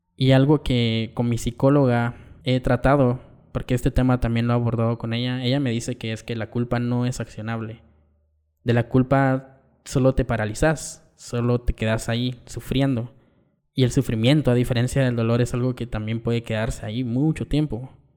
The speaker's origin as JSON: {"language": "Spanish", "country": "Guatemala", "tie": "born or raised there", "said": "Vengo de una familia muy tradicional en el contexto de barrio en Guatemala, íbamos a misa los domingos"}